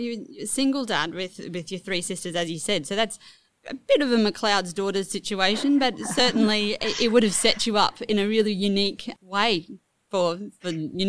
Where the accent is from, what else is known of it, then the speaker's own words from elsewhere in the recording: North Queensland, Australia; moved away; also born or lived in Hobart; I grew up in North Queensland and we moved to Hobart